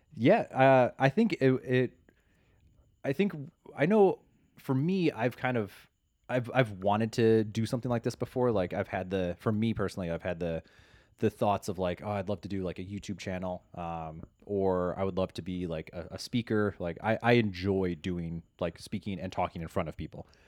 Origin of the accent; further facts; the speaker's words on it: Chicago, Illinois, United States; now in Los Angeles, United States; I am from Chicago and, uh, transplant to the wonderful Los Angeles, greater Los Angeles area.